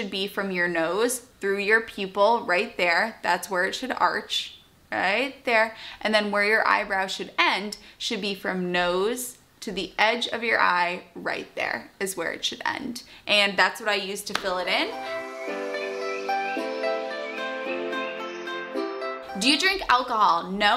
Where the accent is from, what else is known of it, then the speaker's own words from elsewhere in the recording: outside of Boston, Massachusetts, United States; also born or lived in North Carolina / London / Australia; I grew up outside of Boston